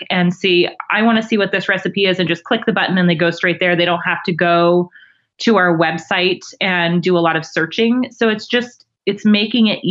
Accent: Alaska, United States; now in Oregon, United States; I'm a transplant. I'm from Alaska.

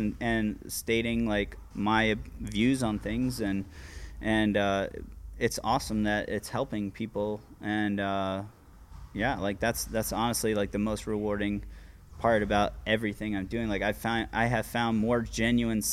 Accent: Virginia Beach, Virginia, United States; I'm from Virginia Beach.

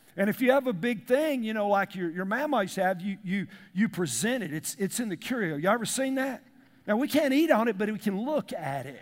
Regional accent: the South, United States; we grew up in the South

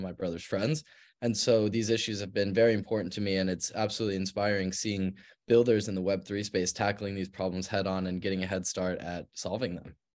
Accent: Park City, Utah, United States; was born and raised in Park City, Utah

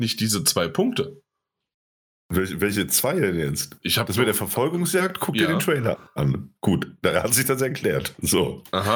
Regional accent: Germany; wir Piefkes

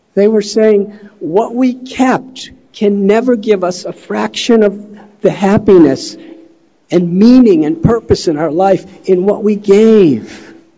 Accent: Chicago, Illinois, United States; moved away; I'm from Chicago

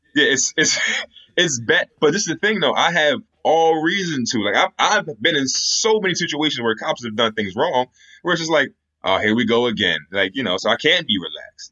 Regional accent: Pennsylvania, United States; I'm from Pennsylvania

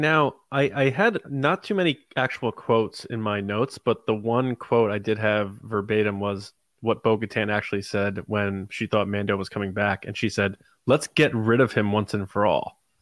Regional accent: Connecticut, United States; I'm from Connecticut

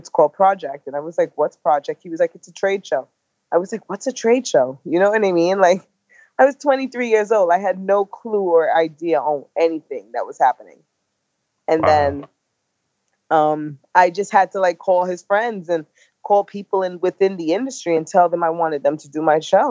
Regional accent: New York City, New York, United States; I am the girl from Brooklyn that did the little odds and ends jobs

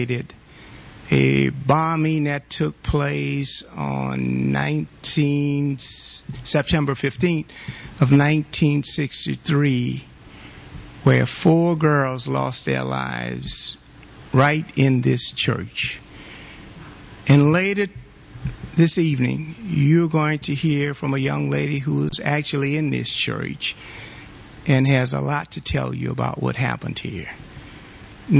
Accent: New Orleans, Louisiana, United States; as a youngster growing up in New Orleans, Louisiana, when the city was segregated

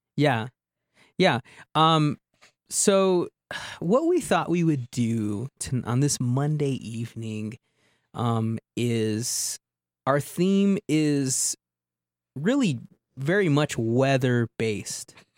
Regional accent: Southwest, United States; moved away; I grew up in the Southwest

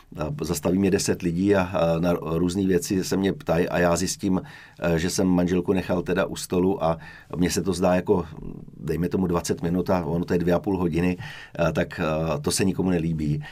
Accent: Hradec Králové, Hradec Králové Region, Czechia; also born or lived in Hořice; Já jsem se narodil v Hořících pod Krkonoší v roce 1965. A bydlel jsem až do vlastně první třídy jsem bydlel ve vesnici u Hořic, pak jsem se přestěhovali do Hradce Králové

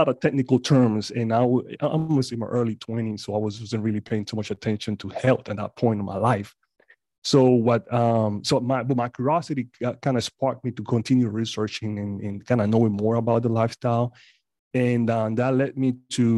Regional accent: Panama; moved away; I'm originally from Panama

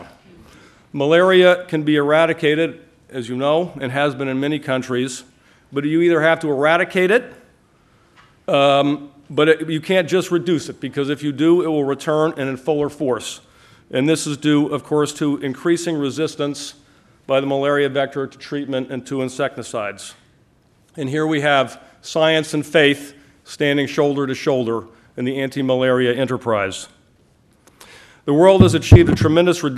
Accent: Wayland, Massachusetts, United States; I grew up in Wayland, Massachusetts, not too far from here.

